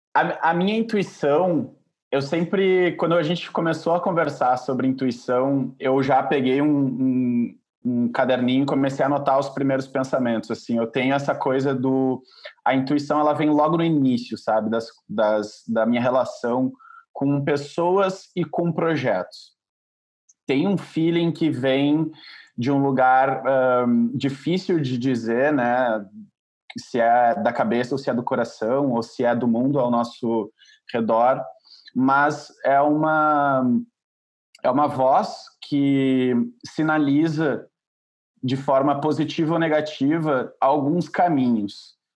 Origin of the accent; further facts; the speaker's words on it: Porto Alegre, Rio Grande do Sul, Brazil; moved away as an adult; also born or lived in Santa Maria, Rio Grande do Sul; now in São Paulo, Brazil; eu sou de Porto Alegre, na verdade eu cresci em Porto Alegre, mas eu uh, não nasci lá